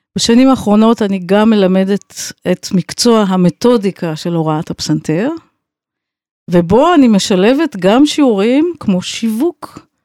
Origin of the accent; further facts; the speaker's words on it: Tel Aviv, Tel Aviv District, Israel; also born or lived in United States; אני גדלתי בבית לא רק של מוזיקה, אלא גם של אומנות, של ציור, של שירה, של ספרות, ובעצם כל הבוהמה התל אביבית הייתה אצלנו בבית